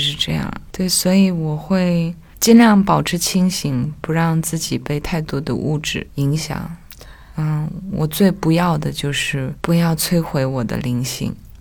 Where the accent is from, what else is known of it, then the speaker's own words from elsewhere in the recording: Nyingchi, Tibet, China; Chinese is a second language; moved away as an adult; also born or lived in Beijing; 我是在灵芝出生跟成长